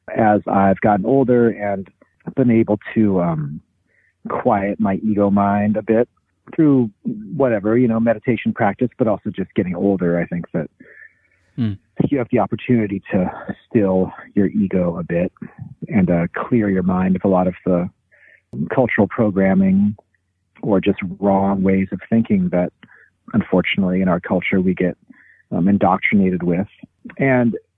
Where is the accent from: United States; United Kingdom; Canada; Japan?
United States; Pacific Northwest; also born or lived in Topeka, Kansas / Olympia, Washington; I was born in Kansas, Topeka, 1977 in the summertime, but moved to the Pacific Northwest when I was 2.